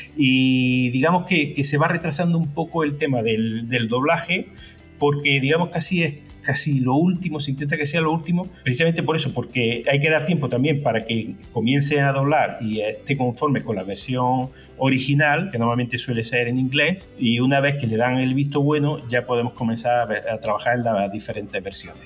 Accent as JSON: {"language": "Spanish", "town": "Córdoba", "region": "Andalusia", "country": "Spain", "tie": "born or raised there", "also_born_or_lived": "Madrid", "moved": "as an adult", "said": "Yo soy originalmente de Córdoba, nací en Córdoba, eh, desarrollé mis primeros videojuegos en Córdoba y con 18 años ya me, me fui a Madrid"}